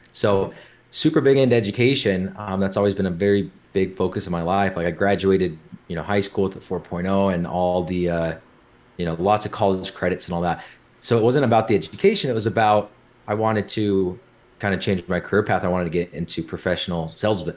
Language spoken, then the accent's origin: English; Orem, Utah, United States; grew up in Orem, Utah.